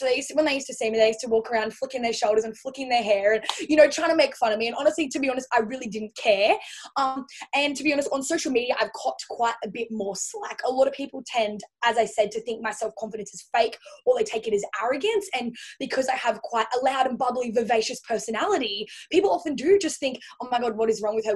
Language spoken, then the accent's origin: English; Central Coast, New South Wales, Australia; moved away as an adult; now in Gold Coast, Australia; originally from the Central Coast. So it's kind of like smack bang in between Sydney and Newcastle.